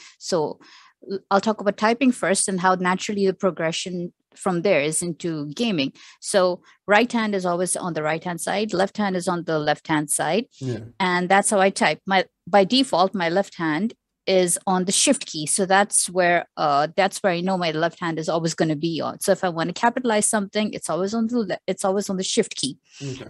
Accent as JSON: {"language": "English", "country": "Pakistan", "moved": "yes", "lives_now": "Sharjah, United Arab Emirates", "said": "I am a Pakistani who is living in the UAE, and I've lived in the UAE for, I would say, more than 25 years now. So the UAE is home, specifically Sharjah."}